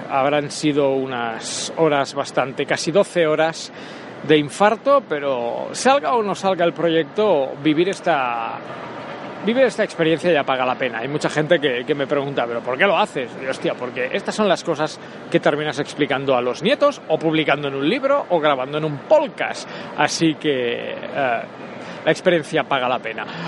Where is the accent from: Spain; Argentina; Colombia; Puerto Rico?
Spain; Catalonia; soy catalán